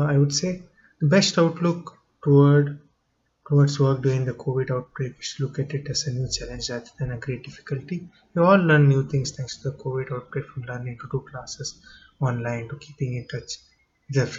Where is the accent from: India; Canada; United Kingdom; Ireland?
India; moved away as an adult; now in Seattle, United States; I'm originally from India.